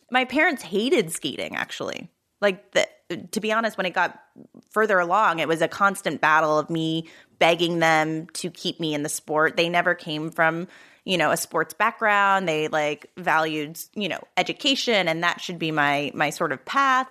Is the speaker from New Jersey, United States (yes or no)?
yes; New Jersey, United States; also born or lived in Philadelphia; I grew up in South Jersey